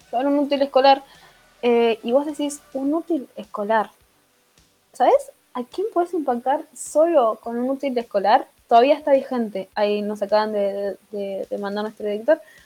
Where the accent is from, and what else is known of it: Argentina